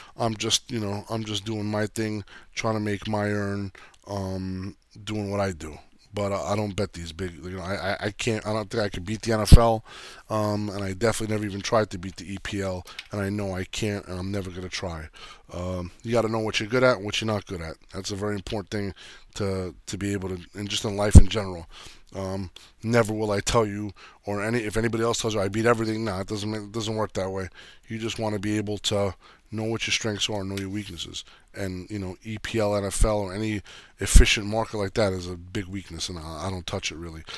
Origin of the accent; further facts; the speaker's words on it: New Jersey, United States; I grew up in Jersey